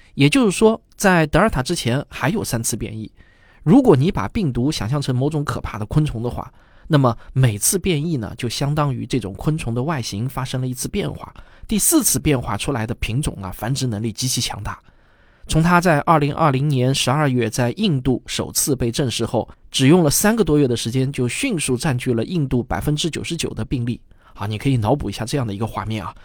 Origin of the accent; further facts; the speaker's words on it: China; 我们中国人显然还是更关心咱们国产疫苗的保护率